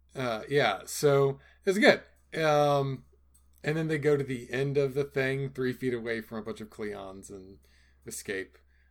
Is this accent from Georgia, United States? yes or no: yes; Georgia, United States; I'm from Georgia.